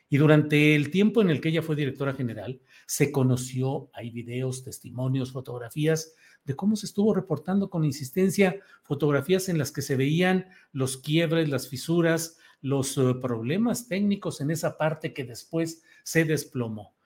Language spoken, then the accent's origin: Spanish; San Luis Potosí, Mexico; also born or lived in Torreón, Coahuila; aunque no nací ahí, nací en Torreón, Coahuila, pero desde los 10 años de edad, 9 años llegué, entré a tercero de primaria en San Luis Potosí